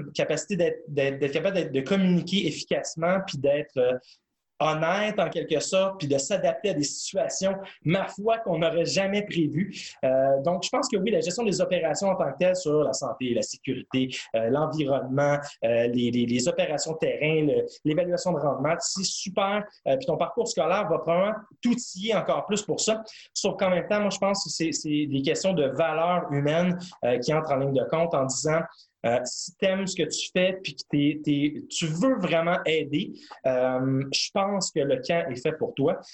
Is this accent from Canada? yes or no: yes; Montreal, Quebec, Canada; je voulais retourner chez moi à Montréal